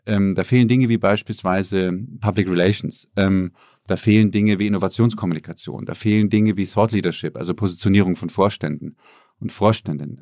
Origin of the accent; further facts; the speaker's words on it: Munich, Bavaria, Germany; moved away as an adult; also born or lived in Berlin / Boston; ich bin in München aufgewachsen